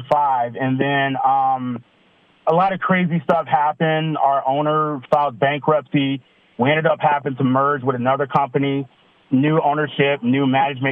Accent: Detroit, Michigan, United States; moved away as an adult; also born or lived in Idaho Falls; I grew up in Michigan

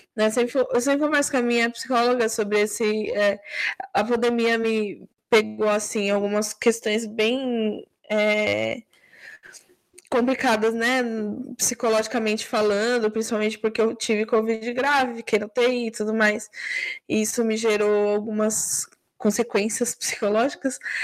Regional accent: São Paulo, Brazil; Eu também sou paulistana

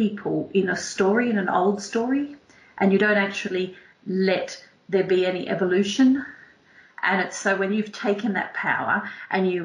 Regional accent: Northern Territory, Australia; moved away; I grew up in a mining town at the top of Australia in the Northern Territory

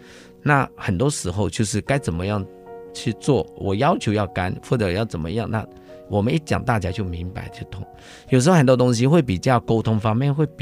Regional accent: Taiwan; 香港的师傅他就是一个我们台湾这边讲是龟毛要求。

